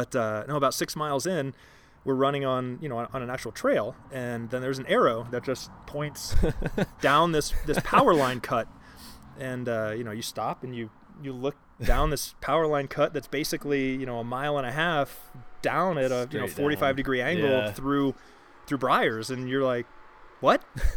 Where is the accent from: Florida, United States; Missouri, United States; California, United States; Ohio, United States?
Ohio, United States; Columbus; now in Littleton, United States; So I'm originally from Ohio, and we're here actually sitting in Littleton, Colorado now.